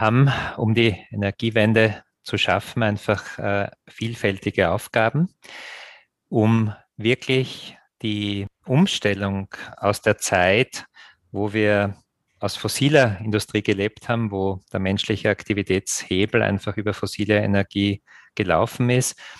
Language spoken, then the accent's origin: German; Graz, Styria, Austria; meine Heimatstadt Graz